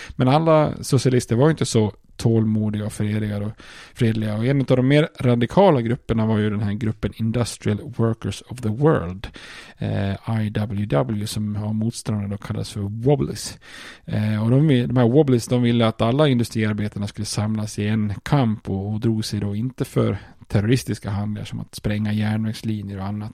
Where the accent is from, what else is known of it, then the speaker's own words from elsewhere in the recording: Sweden; som svensk